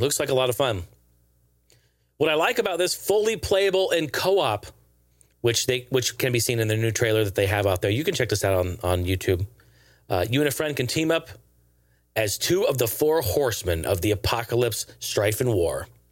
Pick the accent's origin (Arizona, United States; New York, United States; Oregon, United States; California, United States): Oregon, United States; Portland; my hometown of Portland